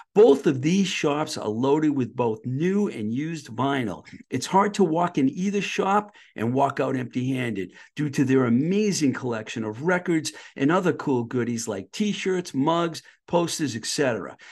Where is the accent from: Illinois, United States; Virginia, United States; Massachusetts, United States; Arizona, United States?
Massachusetts, United States; I'm from Mass, too